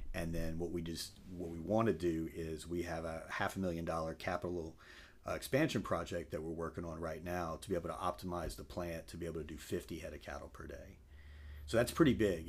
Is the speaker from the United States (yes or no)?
yes; Crowley, Louisiana, United States; moved away as an adult; now in Lafayette, United States; grew up in Crowley, uh, came to Lafayette when I came to U L back in ninety-seven